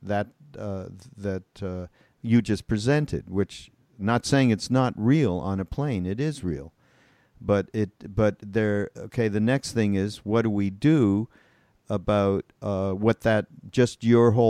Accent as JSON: {"language": "English", "country": "Canada", "moved": "yes", "lives_now": "United States", "said": "I'm from Canada."}